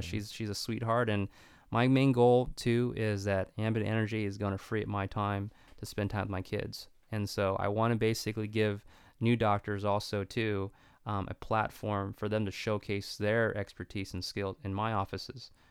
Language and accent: English; Stockton, California, United States; my hometown